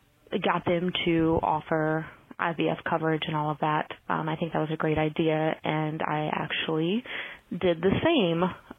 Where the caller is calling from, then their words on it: Virginia, United States; I'm calling from Virginia.